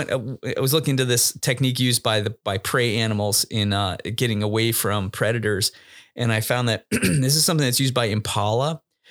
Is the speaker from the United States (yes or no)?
no; Thailand; born there; Yeah. I was born in Thailand.